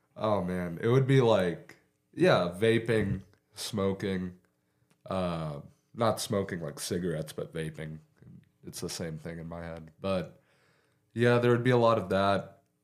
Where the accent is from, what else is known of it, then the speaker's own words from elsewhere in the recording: Beaver, Oklahoma, United States; also born or lived in Guymon, Oklahoma; I was born in Guyman, but I've lived in Beaver my entire life.